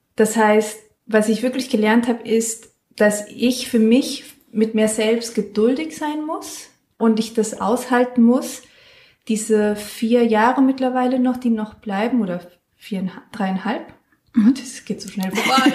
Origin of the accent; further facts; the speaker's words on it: San Miguel de Allende, Guanajuato, Mexico; now in Mainz, Germany; Ich komme aus San Miguel de Allende das ist eine Stadt in Mexiko